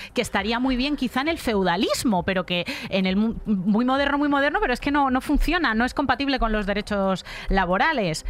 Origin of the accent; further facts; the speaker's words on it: Almería, Andalusia, Spain; yo soy andaluza por elección, o sea, yo eh, soy andaluza porque, porque, quiero, porque me gusta, porque he pasado mi infancia, la infancia más feliz que se puede pasar en Almería.